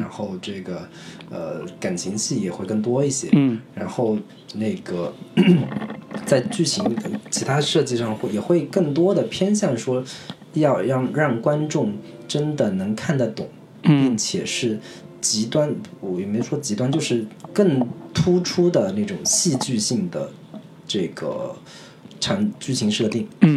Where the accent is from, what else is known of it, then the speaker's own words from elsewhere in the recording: China; 我们中国人